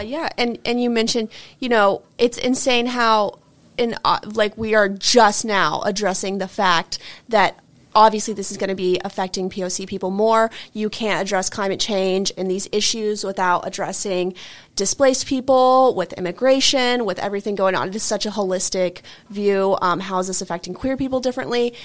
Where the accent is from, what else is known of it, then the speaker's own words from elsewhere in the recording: Dallas, Texas, United States; moved away; my hometown, you know, in Dallas